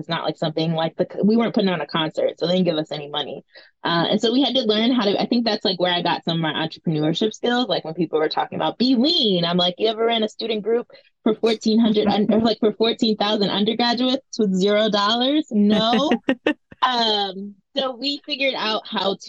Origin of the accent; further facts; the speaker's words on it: New York City, New York, United States; the sex education we did not have as young Black girls growing up in Brooklyn, New York.